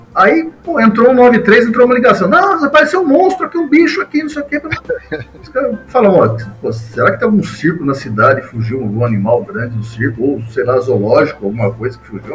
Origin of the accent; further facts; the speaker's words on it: Mogi das Cruzes, São Paulo, Brazil; eu sou de Mogi das Cruzes, estou morando em Mogi das Cruzes